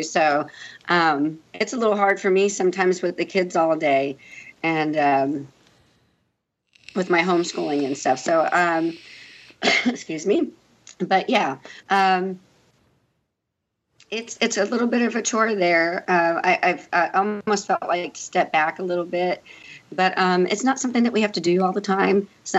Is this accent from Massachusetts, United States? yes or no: no; St. Augustine, Florida, United States; also born or lived in El Paso, Texas; not only am I from El Paso, Texas, but I was also raised in St. Augustine, Florida